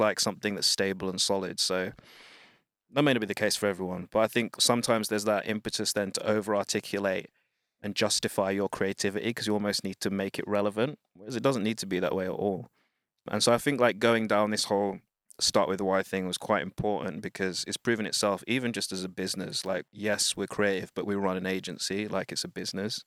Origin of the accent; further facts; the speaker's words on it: United Kingdom; I'm Black British, uh, parents, children of Wind Rush